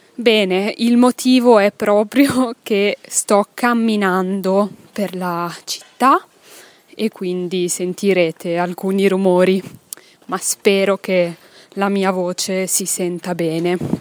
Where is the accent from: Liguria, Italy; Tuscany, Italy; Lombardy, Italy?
Lombardy, Italy; Milan; first language Italian; sono nata in Italia, a Milano. Milano è una città che si trova nel nord Italia, nell'Italia del Nord, nella regione che si chiama Lombardia. Quindi sono nata ventisei anni fa a Milano, in Lombardia, in Italia, in Europa, nel mondo, nel pianeta Terra. E ho studiato a Milano